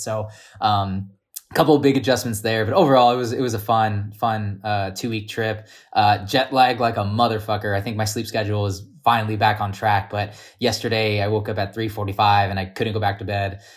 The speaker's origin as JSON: {"language": "English", "country": "United States", "said": "I'm American or we were Americans"}